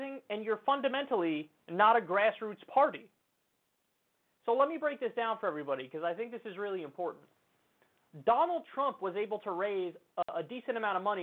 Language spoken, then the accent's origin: English; New York, United States; as a New Yorker